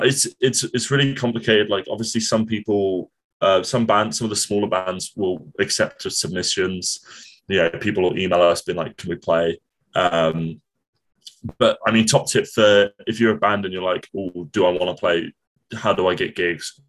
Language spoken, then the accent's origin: English; Portsmouth, South East England, United Kingdom; moved away as an adult; now in Cardiff, United Kingdom; when I was a kid, I grew up in Portsmouth